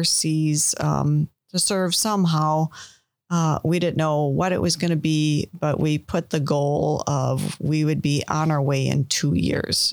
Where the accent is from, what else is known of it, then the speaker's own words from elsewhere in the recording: Milwaukee, Wisconsin, United States; also born or lived in Green Bay, Wisconsin; I grew up in Milwaukee, Wisconsin